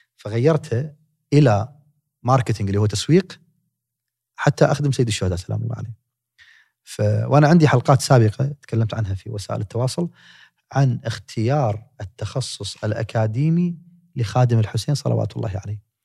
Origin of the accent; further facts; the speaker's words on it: Kuwait; تخصص في جامعه جاست عندنا بالكويت